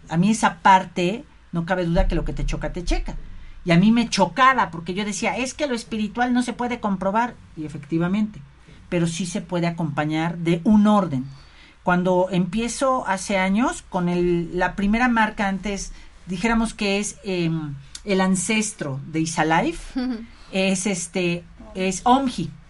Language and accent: Spanish; Mexico; como mexicanos, ¿sabes? Como mexicanos